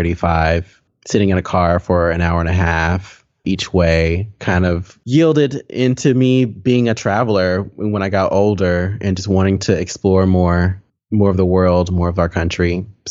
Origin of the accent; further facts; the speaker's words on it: Texas, United States; I grew up in or near Waco, Texas, which if you're not familiar with Waco for some reason, it is in the center of Texas, central Texas. I grew up in a very small town, maybe 15, 20 minutes north of Waco, a very small town.